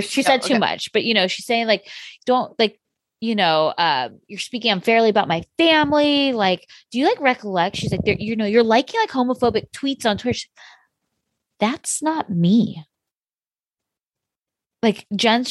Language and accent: English; California, United States; I grew up in California